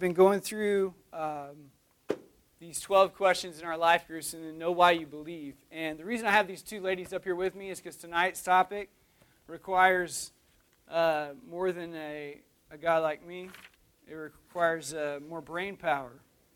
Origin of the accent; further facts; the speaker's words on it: Oklahoma, United States; growing up, I grew up in Oklahoma, and in Oklahoma, there's not a whole lot there other than, like, dust